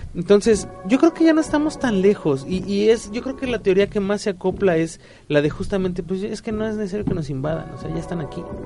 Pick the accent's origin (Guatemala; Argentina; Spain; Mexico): Mexico; como mexicano promedio